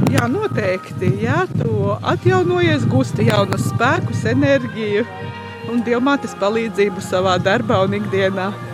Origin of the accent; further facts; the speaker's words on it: Latgale, Latvia; now in Riga, Latvia; pati es nāku no Latgales, bet dzīvoju Rīgā